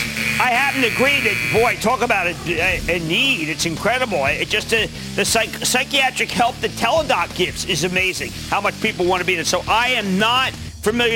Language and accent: English; Pennsylvania, United States; my home state of Pennsylvania.